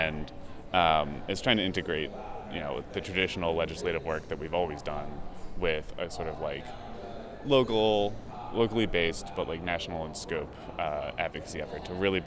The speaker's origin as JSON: {"language": "English", "area": "Bucks County, outside Philadelphia", "region": "Pennsylvania", "country": "United States", "moved": "as an adult", "lives_now": "Washington, D.C., United States", "said": "originally I'm from outside Philadelphia in Bucks County, but now I live in Washington, D.C."}